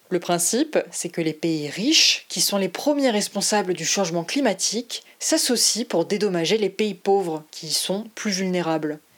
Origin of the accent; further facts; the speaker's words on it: Côte d’Ivoire; now in France; je suis issue de l'immigration. Je suis de Côte d'Ivoire et ça fait une dizaine d'années que je suis en France.